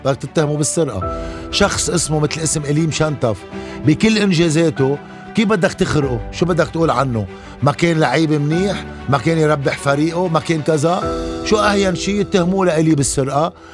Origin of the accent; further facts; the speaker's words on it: Lebanon; ضيعتي اللي هو بحبها، اللي هي عبر اللي ربيت فيها